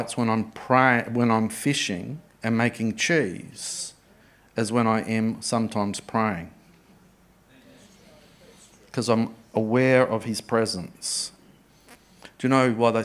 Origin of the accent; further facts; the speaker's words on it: Adelaide, South Australia, Australia; I grew up in Adelaide